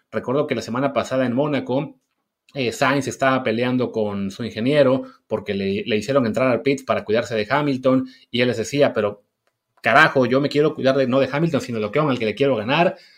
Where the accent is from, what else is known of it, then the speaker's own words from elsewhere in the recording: Mexico; de lo que somos mexicanos ahora